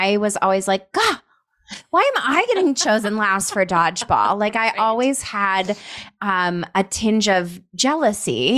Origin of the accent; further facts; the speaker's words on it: Colorado, United States; now in Scottsdale, United States; we're both from Colorado. We grew up probably 45 minutes away from one another